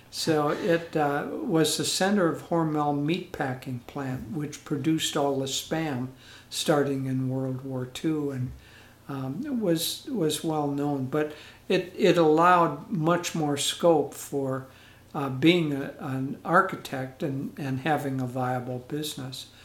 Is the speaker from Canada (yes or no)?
yes; Edmonton, Alberta, Canada; born there; I was born in 1943. I was a war baby. And I was born actually in Edmonton, Canada, Alberta, Canada.